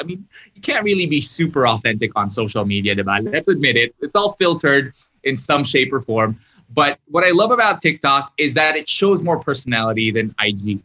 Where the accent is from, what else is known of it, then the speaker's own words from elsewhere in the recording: Philippines; I'm half Japanese, half Korean, but I was raised in the Philippines.